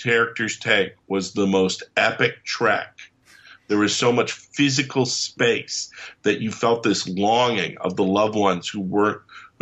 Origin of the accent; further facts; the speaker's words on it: England, United Kingdom; when I was growing up in England